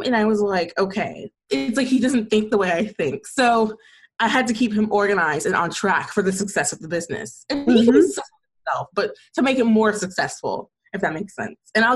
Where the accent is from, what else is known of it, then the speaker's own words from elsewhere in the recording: Atlanta, Georgia, United States; I'm from Atlanta, Georgia, and I'm still in Atlanta, Georgia, and I love it here